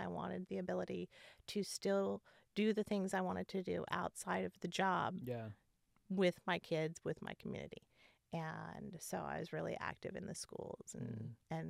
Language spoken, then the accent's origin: English; Southern California, United States; moved away as an adult; also born or lived in Wisconsin / Oklahoma / Iowa; now in Pacific Northwest, United States; I grew up in Southern California, but was born in Wisconsin.